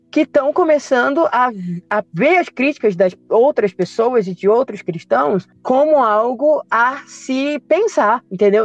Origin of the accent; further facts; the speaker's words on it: Pará, Brazil; eu sou, sou paraense, paraense no, é norte e nordeste